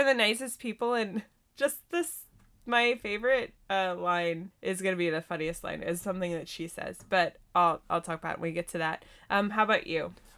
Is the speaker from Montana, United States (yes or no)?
yes; Montana, United States; also born or lived in California; I grew up in California for a couple years before I, we, we moved to Montana